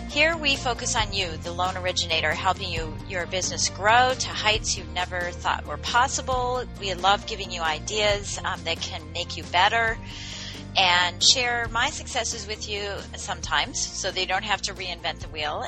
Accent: Washington, District of Columbia, United States; in the DC metro area, which is my hometown area

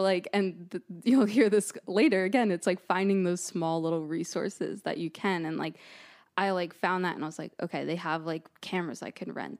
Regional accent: Monmouth County, New Jersey, United States; now in Boston, United States; I'm from New Jersey originally

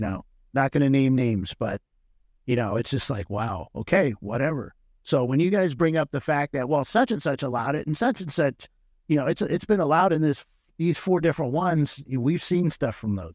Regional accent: San Diego, California, United States; I grew up in San Diego

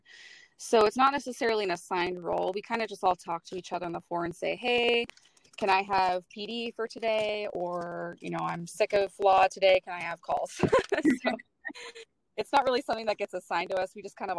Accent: Western Washington, United States; I was born and raised in Western Washington, and so I've just always lived here

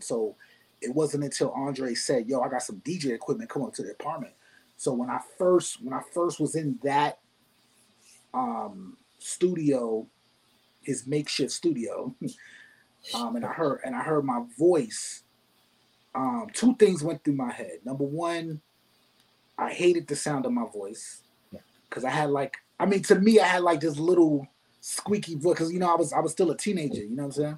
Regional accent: New York City, New York, United States; also born or lived in Binghamton, New York; I grew up in the Bronx

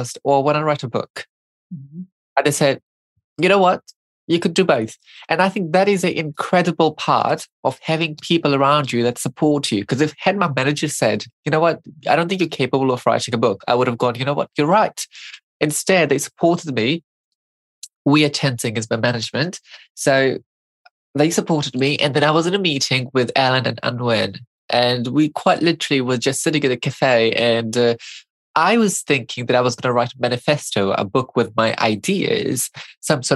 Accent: Fiji; now in New Zealand; I grew up in Fiji

